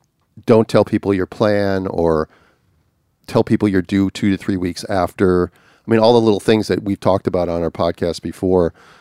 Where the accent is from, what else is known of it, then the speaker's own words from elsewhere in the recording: Australia; Anyway, I'm from Australia